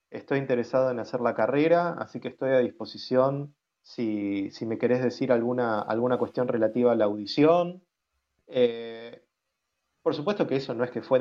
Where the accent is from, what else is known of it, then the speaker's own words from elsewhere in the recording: Argentina; A ver, yo me presento como argentino, ¿no? Pero enseguida apenas tengo la posibilidad de tener alguna conversación, cuento que, que, también soy polaco, eh, pero que no hablo el idioma